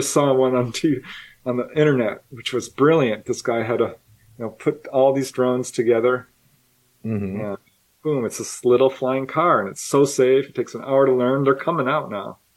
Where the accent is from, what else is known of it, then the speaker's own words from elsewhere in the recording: California, United States; I've been in a few major wildfires growing up in California